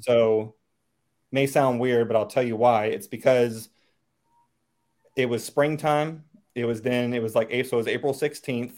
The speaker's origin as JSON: {"language": "English", "area": "Chesterfield County, outside Richmond", "region": "Virginia", "country": "United States", "tie": "born or raised there", "moved": "as an adult", "lives_now": "Northern Virginia, United States", "said": "I grew up uh, outside of Richmond Chesterfield County basically Suburbia 101."}